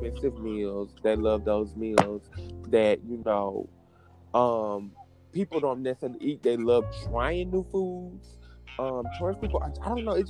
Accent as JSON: {"language": "English", "town": "Columbia", "country": "United States", "said": "I'm from Columbia"}